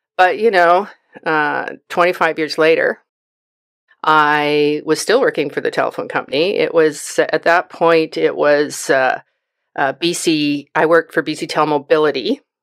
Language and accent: English; Vancouver, British Columbia, Canada; moved away as an adult; now in Chilliwack, Canada; I was born and raised in Vancouver